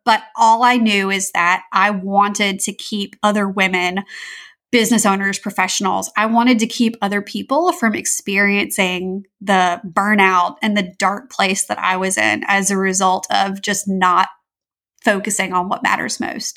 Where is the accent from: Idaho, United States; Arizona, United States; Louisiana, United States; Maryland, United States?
Louisiana, United States; I'm from Louisiana in the southern United States